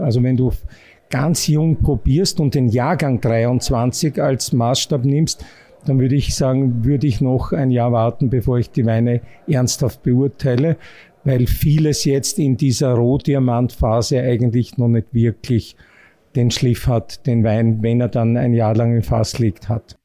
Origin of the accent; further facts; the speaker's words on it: Austria; bei uns in Österreich